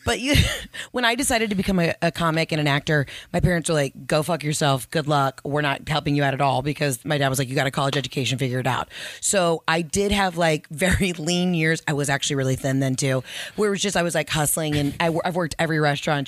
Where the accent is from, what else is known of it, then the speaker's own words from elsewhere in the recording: Atlanta, Georgia, United States; moved away as an adult; also born or lived in Mississippi; I'm from Atlanta, Georgia